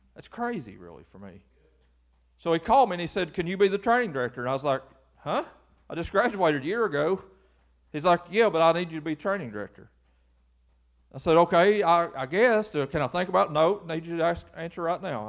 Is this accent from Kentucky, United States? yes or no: yes; Lewis County, Kentucky, United States; I'm just from Lewis County, and Lewis County's never had anything.